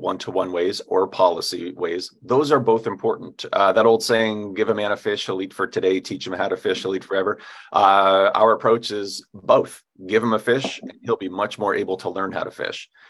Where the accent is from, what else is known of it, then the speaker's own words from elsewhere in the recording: upstate New York, United States; now in Anchorage, United States; I grew up in New York State, and it's always important to differentiate between you know Manhattan and where I grew up, which is way upstate New York in the mountains